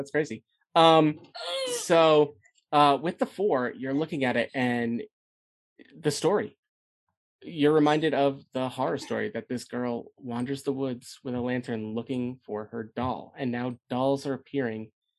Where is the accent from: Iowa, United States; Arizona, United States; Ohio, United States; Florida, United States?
Ohio, United States; Cleveland; I'm from Cleveland.